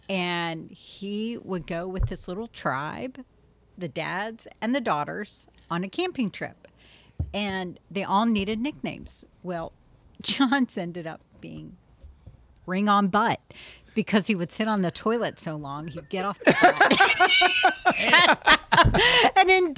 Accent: Maryland, United States; I grew up in Maryland in a very Catholic town.

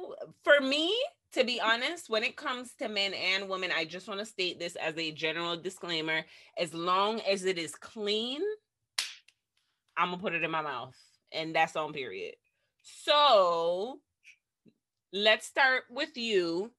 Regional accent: Jamaica; I think being Jamaican, I think that's why we are so familiar with the uncircumcised

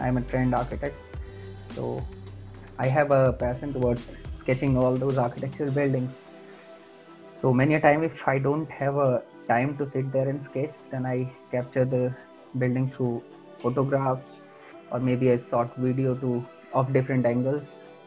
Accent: India; moved away; I am from India

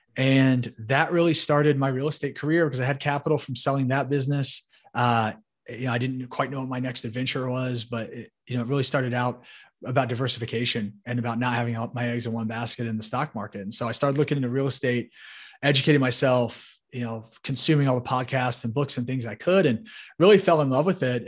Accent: Indianapolis, Indiana, United States; So I grew up in Indianapolis, Indiana uh, you know, right here in the Hoosier State

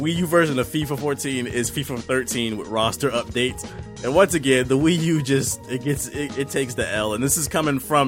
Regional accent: United States; I'm from America

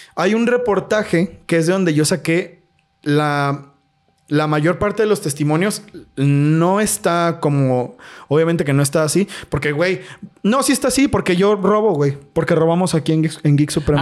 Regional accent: Mexico; como mexicano

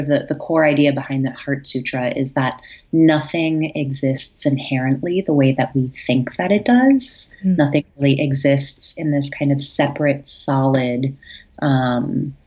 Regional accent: Stevens Point, Wisconsin, United States; moved away as an adult; now in New York, United States; I'm originally from Wisconsin, born and raised in the Midwest, moved to New York when I was about 20.

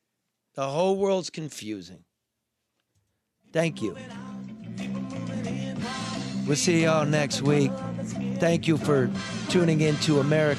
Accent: Livonia, Michigan, United States; also born or lived in Gary, Indiana; But I grew up in Livonia.

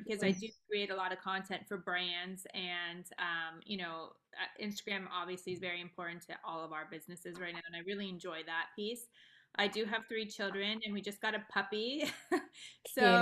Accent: Los Angeles, California, United States; also born or lived in Beverly Hills; I was born and raised in Los Angeles

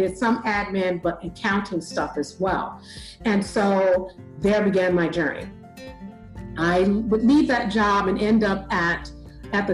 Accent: Chicago, Illinois, United States; moved away; also born or lived in Bellwood, Illinois / San Diego; I'm originally born and raised in Chicago

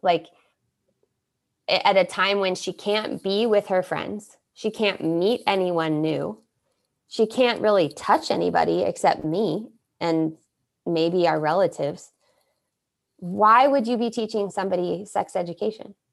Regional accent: United States; first language English; moved away; also born or lived in Rio de Janeiro, Brazil; I am American and I'm gonna go back to my Americanness in America

